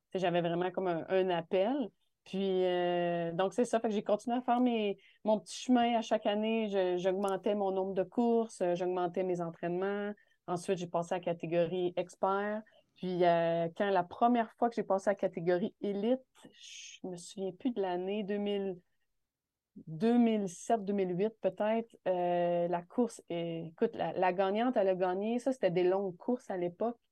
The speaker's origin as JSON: {"language": "French", "town": "Val-d'Or", "region": "Quebec", "country": "Canada", "tie": "born or raised there", "said": "je suis revenue dans ma ville natale à Val d'Or"}